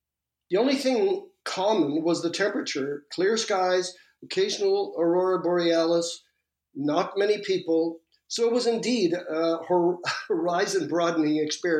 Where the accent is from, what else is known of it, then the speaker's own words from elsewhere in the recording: Malmö, Skåne, Sweden; born there; I was born in Malmo, at the southern tip of Sweden. That's across from Copenhagen